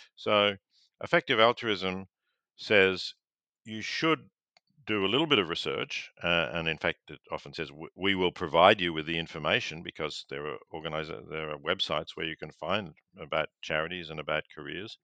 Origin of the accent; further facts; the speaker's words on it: Victoria, Australia; growing up in Victoria